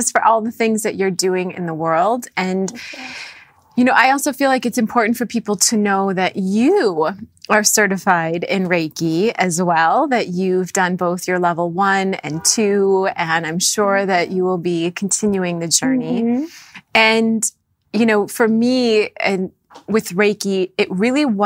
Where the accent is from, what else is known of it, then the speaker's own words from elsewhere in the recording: North Dakota, United States; I grew up in North Dakota